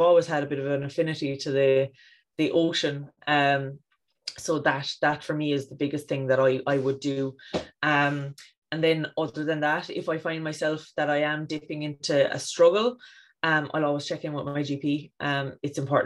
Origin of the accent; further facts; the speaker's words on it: County Cork, Ireland; now in East Cork, Ireland; I grew up in West Cork near the coast and now in East Cork near the coast.